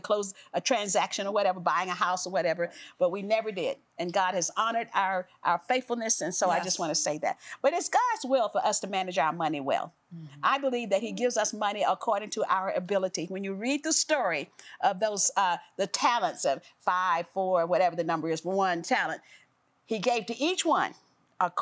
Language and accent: English; the South, United States; I grew up in the South